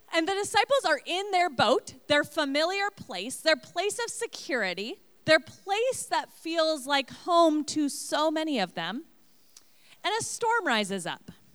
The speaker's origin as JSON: {"language": "English", "town": "Portland", "region": "Oregon", "country": "United States", "tie": "born or raised there", "moved": "as an adult", "lives_now": "Illinois, United States", "said": "I grew up out west in Portland area and moved to Illinois almost nine years ago"}